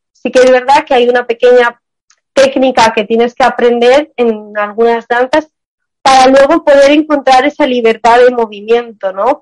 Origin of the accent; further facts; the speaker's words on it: Armenia; yo soy también de Armenia, soy del Medio Oriente